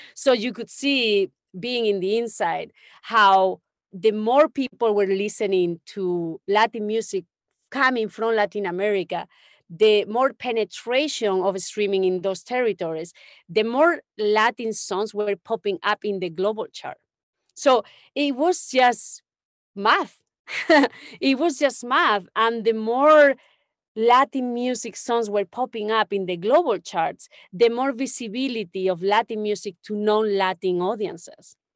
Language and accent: English; Don Benito, Extremadura, Spain; moved away; I grew up in Spain, in a small town in the middle of nowhere, really. It's like, uh, between Sevilla and Madrid